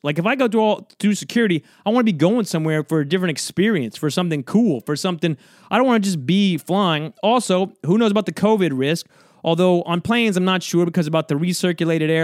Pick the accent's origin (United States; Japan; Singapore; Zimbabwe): United States; South Georgia; now in New York, United States; I'm from, uh, South Georgia, so I was flying from South Georgia to New York, back to where I, where I live now, right? Where I've been for many years